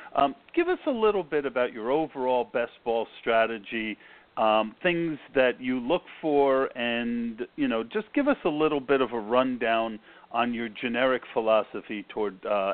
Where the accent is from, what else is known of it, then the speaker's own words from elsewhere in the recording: New Jersey, United States; also born or lived in New York; I grew up in New Jersey, lived in New York.